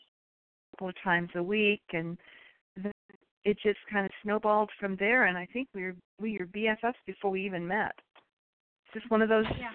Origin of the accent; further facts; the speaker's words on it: New York, United States; moved away as an adult; also born or lived in Alaska; now in Texas, United States; I was raised in New York, but I married an Air Force man, and we moved around a lot.